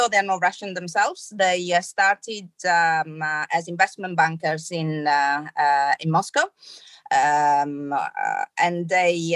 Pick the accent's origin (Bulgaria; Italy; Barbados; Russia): Italy; Trieste, Friuli-Venezia Giulia; now in London, United Kingdom; I'm pretty much Italian. So I was born in Trieste and grew up there. But I'm also a Londoner by heart. I've been living in London for a long time